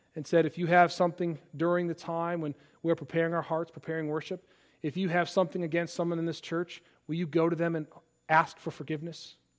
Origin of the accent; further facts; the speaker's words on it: Palatine, Illinois, United States; moved away; my hometown of Palatine, Illinois